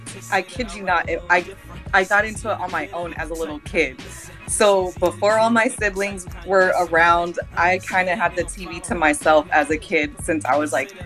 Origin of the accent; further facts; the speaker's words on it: San Francisco, California, United States; I'm from San Fran, Cali.